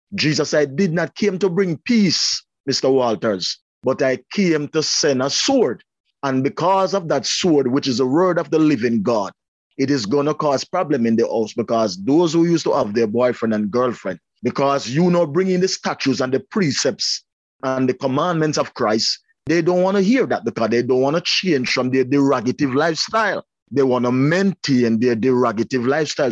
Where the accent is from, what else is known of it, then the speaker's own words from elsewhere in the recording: Spanish Town, Saint Catherine, Jamaica; also born or lived in Linstead, Jamaica; now in Canada; I was born in Spanish Town, and my father died and leave, me and my brother, at a tender age